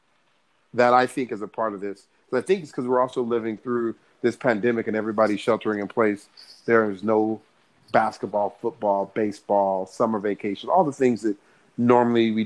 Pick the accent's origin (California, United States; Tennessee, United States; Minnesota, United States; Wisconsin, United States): California, United States; born and raised in California